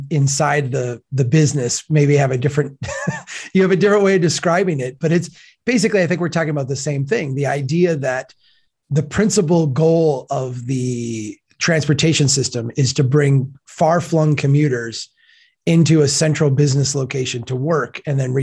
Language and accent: English; Minnesota, United States; I'm from Minnesota.